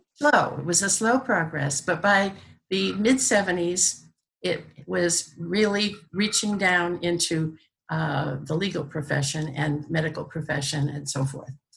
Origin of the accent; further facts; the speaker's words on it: Brockton, Massachusetts, United States; also born or lived in New York; I was born in Brockton, Massachusetts